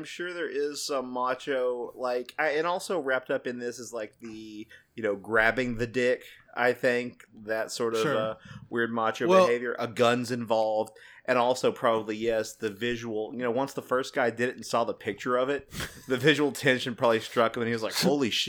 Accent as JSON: {"language": "English", "region": "Texas", "country": "United States", "said": "Yeah, but also being from Texas, we know that Texans aren't big on rules."}